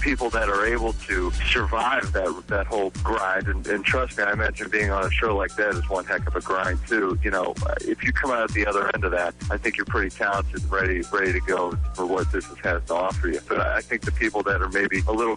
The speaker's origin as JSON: {"language": "English", "town": "Youngstown", "region": "Ohio", "country": "United States", "tie": "born or raised there", "said": "I grew up in Youngstown, Ohio, and I did the same thing and met him there"}